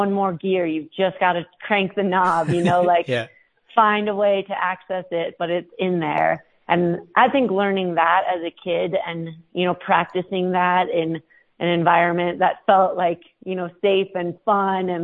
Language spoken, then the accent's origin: English; Minnesota, United States; now in Leadville, United States; I grew up in Minnesota